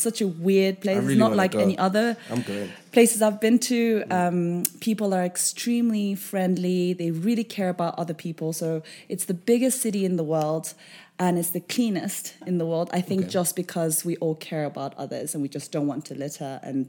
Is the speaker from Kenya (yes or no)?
yes; Kenya; moved away as an adult; also born or lived in Japan; I grew up in Kenya